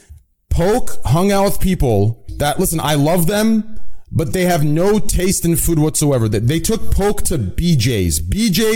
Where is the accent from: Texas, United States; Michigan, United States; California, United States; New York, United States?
Texas, United States; I'm from Texas